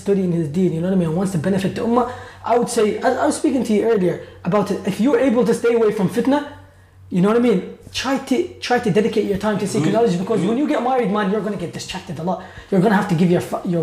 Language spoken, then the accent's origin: English; Iraq; moved away; I'm from Iraq originally